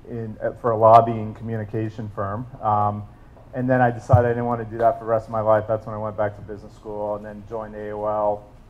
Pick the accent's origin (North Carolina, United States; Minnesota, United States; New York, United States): New York, United States; also born or lived in New Jersey; So I grew up mainly in New York and New Jersey, moved around a little bit